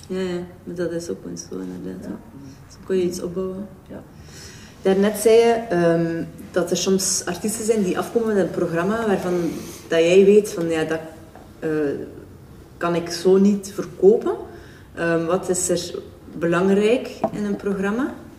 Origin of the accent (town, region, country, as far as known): Belgium